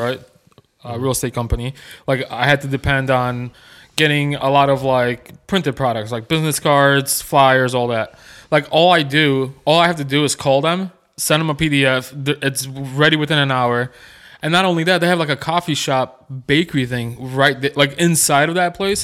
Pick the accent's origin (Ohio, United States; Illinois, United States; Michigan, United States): Illinois, United States; Chicago; now in Nolensville, United States; Growing up in Chicago